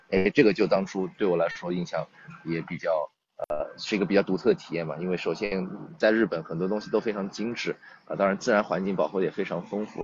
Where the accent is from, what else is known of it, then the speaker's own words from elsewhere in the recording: Toronto, Ontario, Canada; also born or lived in Nantong, China; now in China; 我小的时候，我父母其实移民到多伦多，加拿大，所以我在加拿大长大的 对，很小就过去了，五六岁就过去了